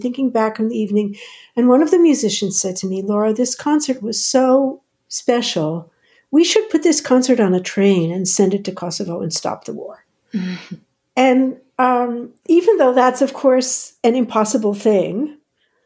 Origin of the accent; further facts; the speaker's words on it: outside of New York, United States; moved away as an adult; now in Netherlands; I grew up outside of New York